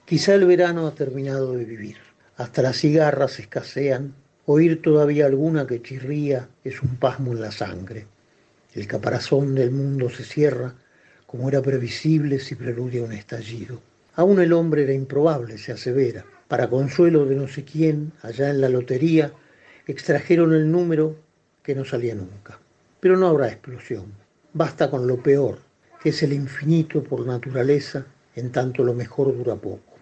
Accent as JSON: {"language": "Spanish", "region": "Buenos Aires", "country": "Argentina", "said": "yo soy porteño."}